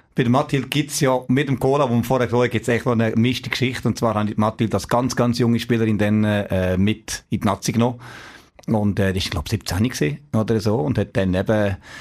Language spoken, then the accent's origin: German; Neuchâtel, Switzerland; Ich komme aus, also aus Neuenburg, aus Sambles, so ein kleines Dorf neben Neuenburg.